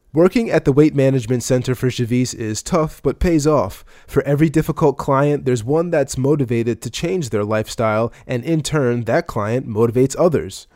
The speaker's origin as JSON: {"language": "English", "town": "Baltimore", "region": "Maryland", "country": "United States", "said": "I'm from Baltimore"}